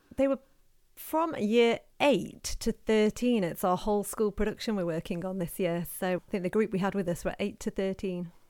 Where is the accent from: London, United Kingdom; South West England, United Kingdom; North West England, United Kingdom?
North West England, United Kingdom; Knutsford; I grew up in Knutsford and I went to Knutsford High School